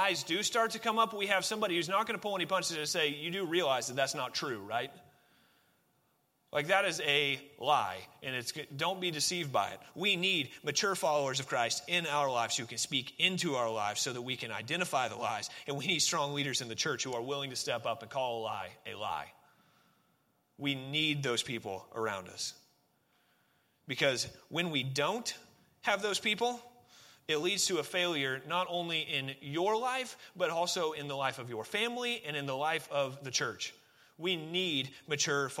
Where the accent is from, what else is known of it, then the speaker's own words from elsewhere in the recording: Oregon, United States; I grew up in Oregon